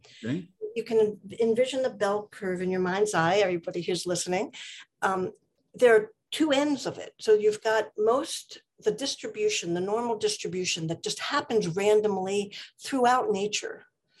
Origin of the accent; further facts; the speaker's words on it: East Coast, United States; moved away as an adult; now in Oak Park, United States; I came from the East Coast and came out here back in 81 and settled in Oak Park once I got married about 6-7 years later.